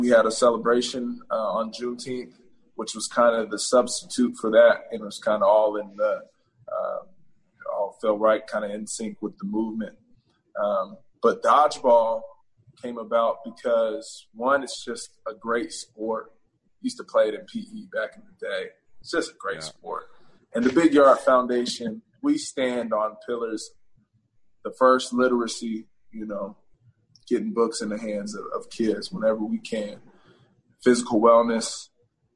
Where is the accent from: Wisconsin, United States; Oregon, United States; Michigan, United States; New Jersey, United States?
Oregon, United States; Portland; went back to Portland